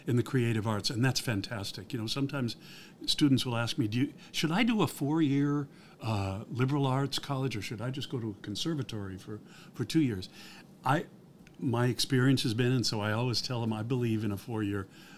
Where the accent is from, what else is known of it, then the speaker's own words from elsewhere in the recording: Midwest, United States; moved away as an adult; also born or lived in New York; now in Los Angeles, United States; I'm originally from the Midwest. I spent 20 years in New York, then 20 years out here.